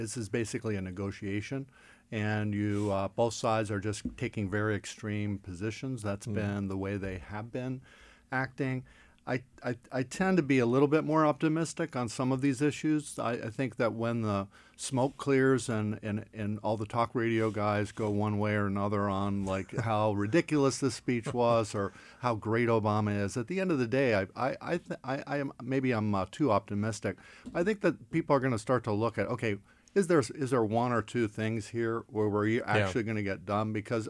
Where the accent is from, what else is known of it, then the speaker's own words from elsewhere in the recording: Ohio, United States; at least when I grew up in Ohio. When you had a new Republican governor, everyone said, okay, the roads will get fixed now.